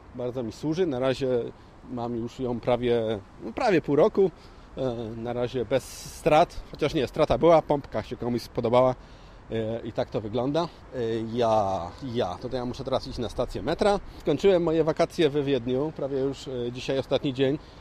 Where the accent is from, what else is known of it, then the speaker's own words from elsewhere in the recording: Poznań, Greater Poland, Poland; my z Poznania